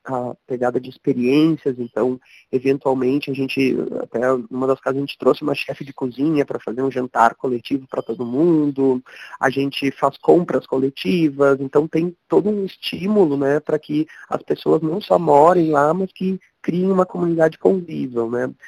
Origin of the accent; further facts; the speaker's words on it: Porto Alegre, Rio Grande do Sul, Brazil; moved away as an adult; now in São Paulo, Brazil; venho do sul, de Porto Alegre, moro em São Paulo uh, já há sete anos no estado